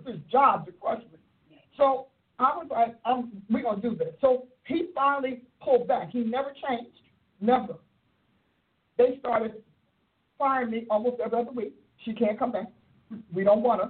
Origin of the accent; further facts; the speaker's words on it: Newark, New Jersey, United States; I was raised in Newark, New Jersey.